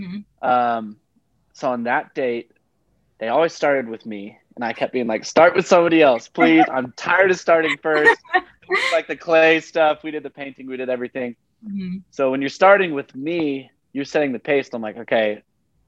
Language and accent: English; Oklahoma, United States; I'm from Oklahoma, so I was singing a lot of country.